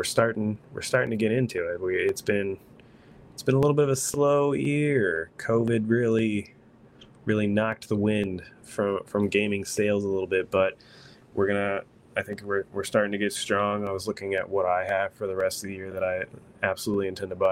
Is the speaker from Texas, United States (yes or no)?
yes; Texas, United States; I'm from Texas